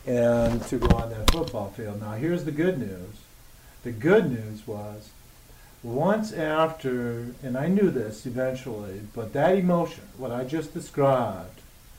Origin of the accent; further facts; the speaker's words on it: Detroit, Michigan, United States; born and raised in Detroit, and back then, I got to play in Tiger Stadium, still here, and the Lions, back then, the 70s, played at Tiger Stadium.